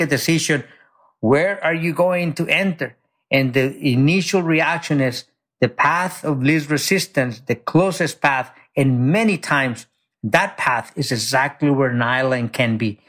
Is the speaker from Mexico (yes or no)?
yes; Mexico; now in United States; I grew up very poor in Mexico. I came to this country, you know, undocumented.